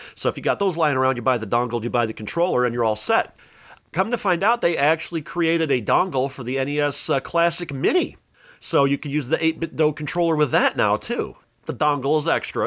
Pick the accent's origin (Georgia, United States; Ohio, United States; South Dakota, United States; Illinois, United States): Illinois, United States; Joliet; my hometown of Joliet